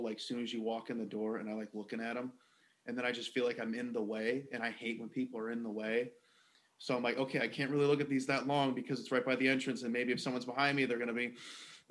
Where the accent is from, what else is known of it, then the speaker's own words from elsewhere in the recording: Chicago, Illinois, United States; as a Chicagoan